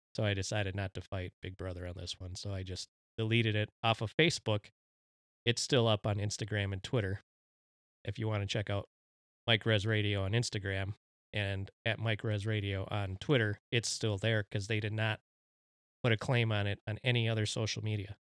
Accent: Mexico; my home country, the Mexicans.

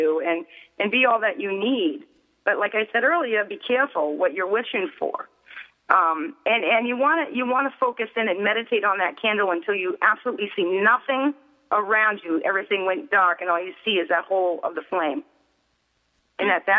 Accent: Boston, Massachusetts, United States; I'm from Boston

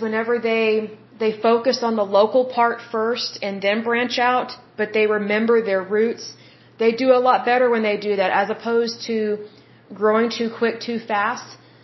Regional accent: United States; I'm American

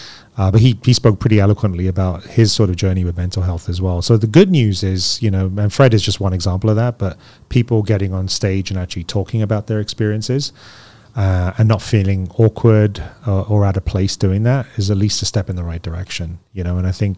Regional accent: London, United Kingdom; now in United States; being an immigrant kid growing up in London, just didn't really have the opportunities to do that.

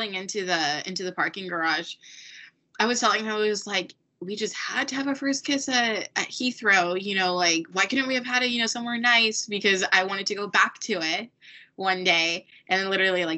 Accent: United States; I was an American

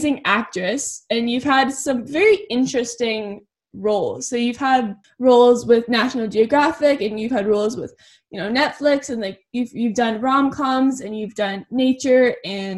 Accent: Toronto, Ontario, Canada; I am from Toronto. That's it. I haven't really moved anywhere else.

